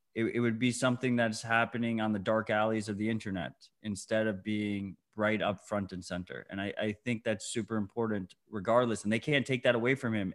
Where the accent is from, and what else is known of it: United States